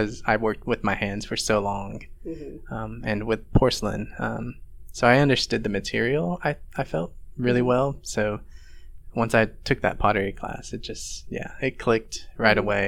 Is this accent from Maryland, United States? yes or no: no; Fort Worth, Texas, United States; moved away as an adult; I'm originally from Fort Worth, Texas. That's where I was born and raised. I grew up there. I lived in Fort Worth till I was 26